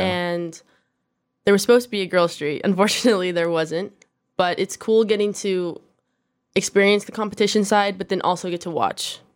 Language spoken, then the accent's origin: English; Corona, California, United States; now in Downey, United States; I was born in Corona, California